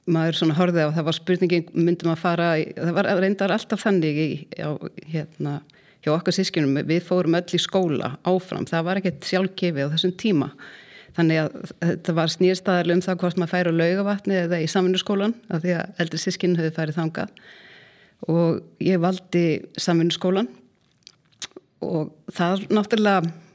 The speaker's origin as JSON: {"language": "Icelandic", "area": "Mýrdalur", "region": "Southern Region", "country": "Iceland", "tie": "born or raised there", "moved": "yes", "said": "Ég er alveg upp í Mýrdalnum sem er reyndar fegusta sveit landsins"}